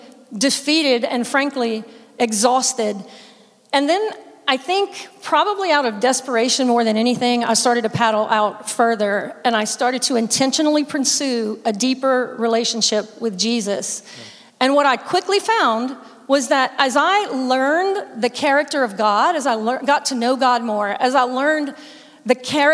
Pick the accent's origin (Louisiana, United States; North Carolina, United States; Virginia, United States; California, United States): Louisiana, United States; South; My whole family is Cajun. I'm from South Louisiana.